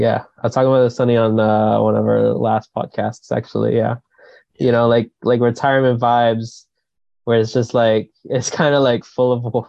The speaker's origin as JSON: {"language": "English", "town": "Coquitlam", "region": "British Columbia", "country": "Canada", "tie": "born or raised there", "said": "we're from Coquitlam and just road tripping down to Squamish and whatever. And he's like, oh, you guys like born and raised there? And I'm like, yeah, you know."}